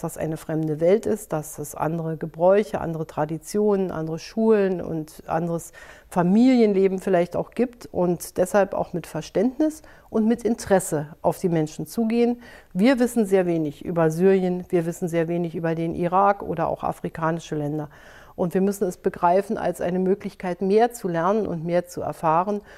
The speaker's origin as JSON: {"language": "German", "country": "Germany", "said": "wir als Deutsche"}